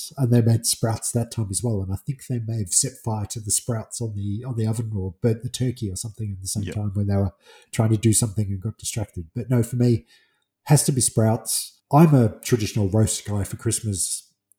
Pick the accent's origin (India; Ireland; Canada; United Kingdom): United Kingdom; England; being English